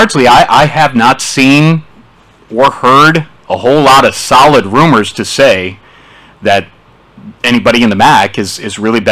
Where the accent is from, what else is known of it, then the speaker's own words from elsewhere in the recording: Chicago, Illinois, United States; also born or lived in Milwaukee; now in Ohio, United States; I'm from the Chicagoland area, but I have a strong association in Milwaukee.